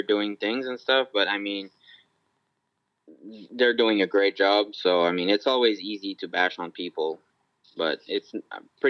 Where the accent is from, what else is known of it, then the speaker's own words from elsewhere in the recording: Canada; we're Canadian